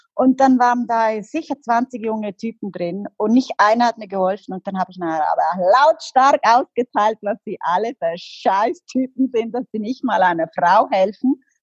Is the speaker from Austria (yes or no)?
no; Liechtenstein; moved away; also born or lived in Los Angeles; ich komme aus Liechtenstein